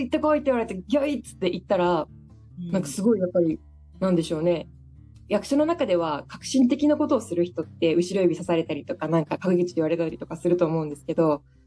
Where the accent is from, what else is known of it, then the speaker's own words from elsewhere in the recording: Daito, Osaka, Japan; 私の実家が今大東市にあるんですけど